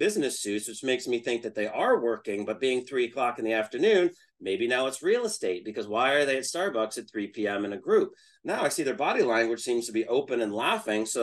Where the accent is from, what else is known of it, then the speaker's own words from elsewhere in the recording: Northeast, United States; I'm from the Northeast